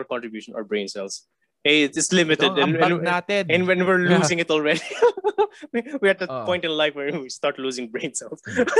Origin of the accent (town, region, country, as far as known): Philippines